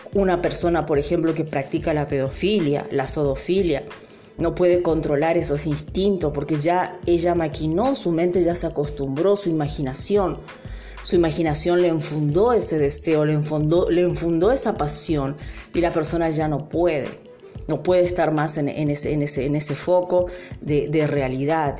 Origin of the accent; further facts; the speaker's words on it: Argentina; nosotros también como argentinos